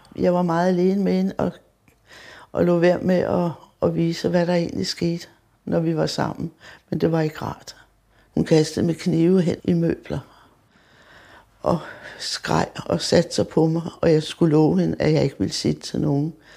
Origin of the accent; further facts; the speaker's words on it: Copenhagen, Capital Region of Denmark, Denmark; jeg er født på Vesterbro